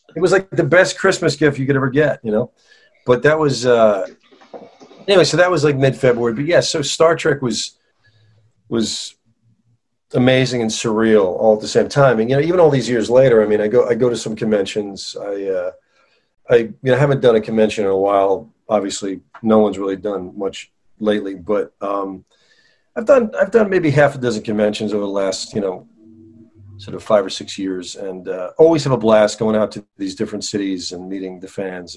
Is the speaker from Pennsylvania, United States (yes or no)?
no; northern New Jersey, United States; I grew up in New Jersey. I grew up in New Jersey, northern New oh, Jersey.